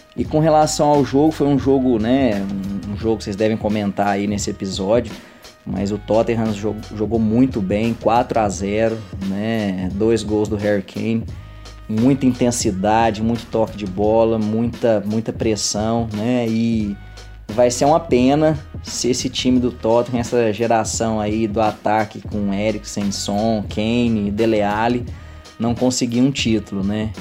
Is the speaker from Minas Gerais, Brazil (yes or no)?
yes; Uberlândia, Minas Gerais, Brazil; sou de Uberlândia, Minas Gerais